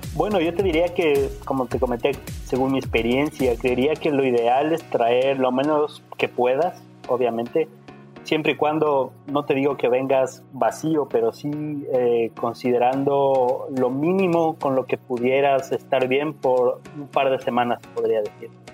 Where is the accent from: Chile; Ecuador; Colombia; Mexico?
Ecuador; moved away as an adult; now in Canada; Tenemos muy buen chocolate en Ecuador. Y bueno, básicamente eso es lo que más extraño de mi tierra